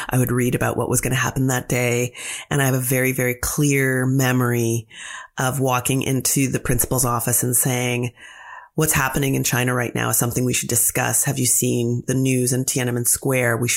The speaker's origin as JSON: {"language": "English", "town": "London", "region": "Ontario", "country": "Canada", "tie": "born or raised there", "said": "It was great. I mean, it was London. London is very pretty. It's called the Forest City."}